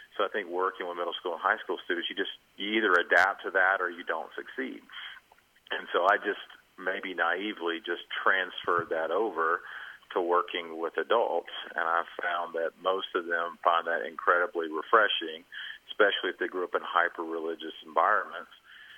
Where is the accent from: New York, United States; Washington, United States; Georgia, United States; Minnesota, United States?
Georgia, United States; also born or lived in Arkansas; I'm actually from Georgia. Lived in Arkansas, but I want to give my home state credit, so I'm a Georgia Bulldog at heart.